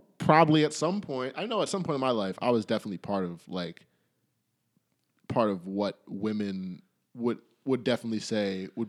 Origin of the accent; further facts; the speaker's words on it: Canada; I'm from Canada